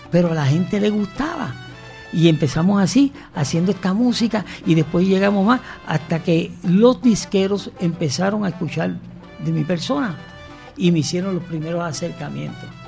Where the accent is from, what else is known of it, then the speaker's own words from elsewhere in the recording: San Fernando, Puerto Rico; Vengo de San Fernando, Puerto Rico, y junto conmigo crecimos varios